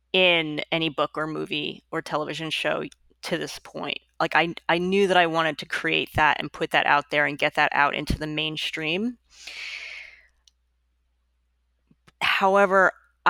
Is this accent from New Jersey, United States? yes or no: no; Long Island, New York, United States; also born or lived in Bronx, New York; now in Brooklyn, United States; I was born in the Bronx. I grew up on Long Island. I've lived in Brooklyn since 2002